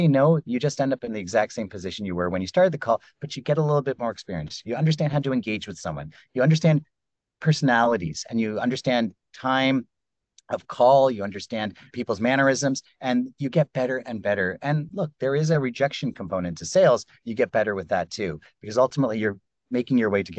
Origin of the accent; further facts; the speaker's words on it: Canada; I grew up in Canada